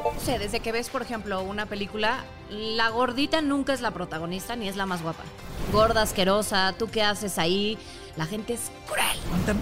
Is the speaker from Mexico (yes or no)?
yes; Mexico; Soy mexicana